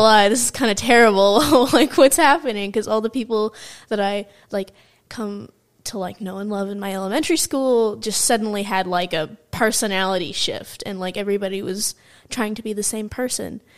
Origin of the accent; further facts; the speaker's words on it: California, United States; also born or lived in Michigan; we moved to California from Michigan